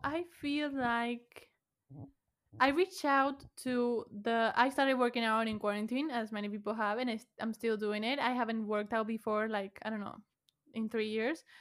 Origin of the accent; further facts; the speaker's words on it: Buenos Aires, Argentina; first language Spanish; English is a second language; I was from Buenos Aires, Argentina